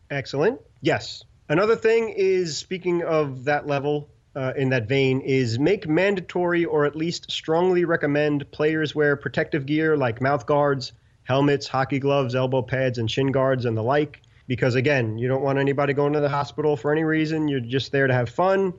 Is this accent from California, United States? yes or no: no; New York City, New York, United States; grew up in Brooklyn and have nothing to do with the South whatsoever